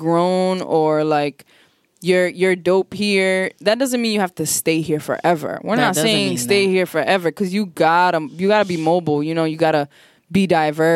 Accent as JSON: {"language": "English", "town": "Providence", "region": "Rhode Island", "country": "United States", "said": "we're from Providence"}